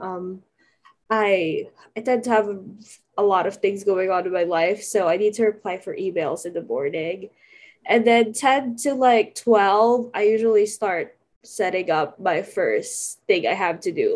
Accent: California, United States; also born or lived in Philippines; I'm from California

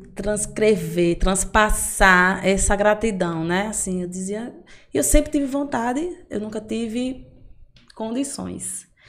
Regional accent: Amargosa, Bahia, Brazil; eu sou do interior, né? Eu sou de Amargoso, na verdade. E lá, quando eu era criança

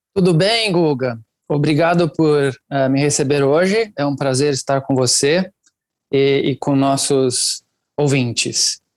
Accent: Italy; Portuguese is a second language; moved away as an adult; now in Brazil; Eu nasci e cresci na Itália. Eu estou no Brasil há uns 21 anos já

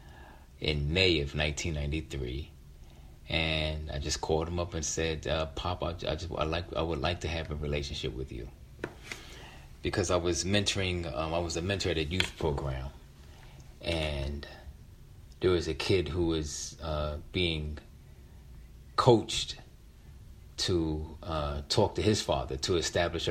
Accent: Philadelphia, Pennsylvania, United States; my youngest sister, Treva, with whom I grew up in, who I grew up with in West Philadelphia

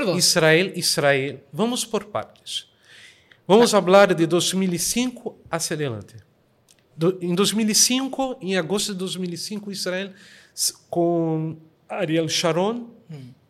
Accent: Rio de Janeiro, Brazil; Spanish is a second language; now in Girona, Spain; Soy brasileño, ¿vale? Nací en Río de Janeiro, Brasil

